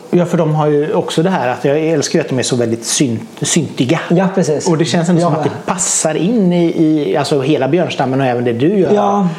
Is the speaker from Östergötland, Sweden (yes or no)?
yes; Norrköping, Östergötland, Sweden; moved away as an adult; now in Mölndal, Sweden; jag har flyttat hit. Eh, jag är från Norrköping.